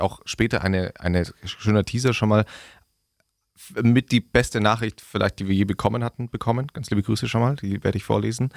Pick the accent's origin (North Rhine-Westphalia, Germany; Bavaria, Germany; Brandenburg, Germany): Bavaria, Germany; Augsburg; wo ich herkomme und ich sage aus Augsburg